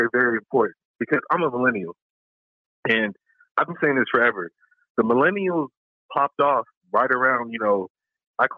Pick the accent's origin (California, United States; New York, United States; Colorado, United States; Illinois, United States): Colorado, United States; I'm from Colorado